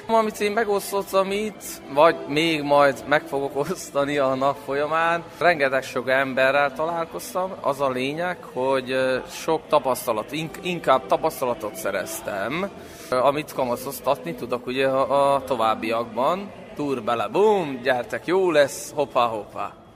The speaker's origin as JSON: {"language": "Hungarian", "town": "Mol", "region": "Vojvodina", "country": "Serbia", "moved": "yes", "lives_now": "Senta, Serbia", "said": "Zentáról jöttem, de mindenki tudja, hogy Mohorról származom"}